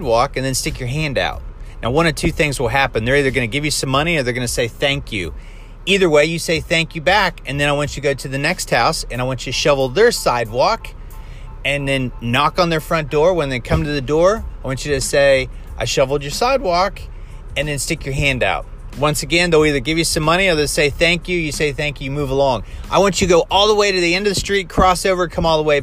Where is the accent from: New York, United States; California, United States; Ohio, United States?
Ohio, United States; I grew up in Midwest America, and we had, in the state of Ohio, wintertime, lots of snow